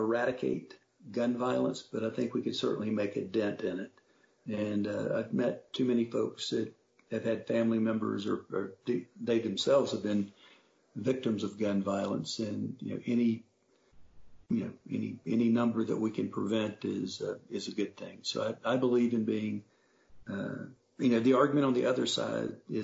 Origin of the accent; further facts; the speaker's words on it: North Carolina, United States; I grew up in North Carolina when we were a proud, progressive, forward-leaning southern state